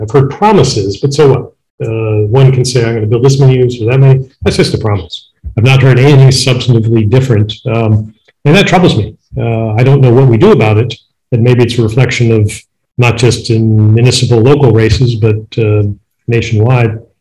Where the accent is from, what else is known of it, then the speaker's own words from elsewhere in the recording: Midwest, United States; I grew up in the Midwest